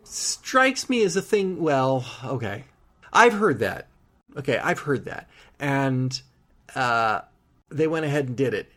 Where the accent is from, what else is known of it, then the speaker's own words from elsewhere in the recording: United Kingdom; We're British.